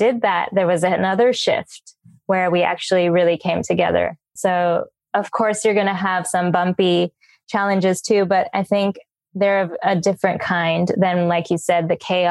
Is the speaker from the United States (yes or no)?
yes; United States; now in Bali, Indonesia; I'm originally from America, living in Bali.